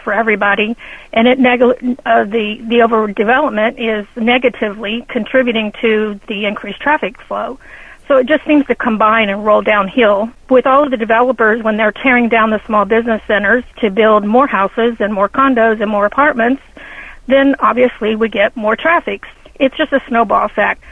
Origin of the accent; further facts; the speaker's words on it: Ohio, United States; moved away as an adult; now in Foster City, United States; I'm from Ohio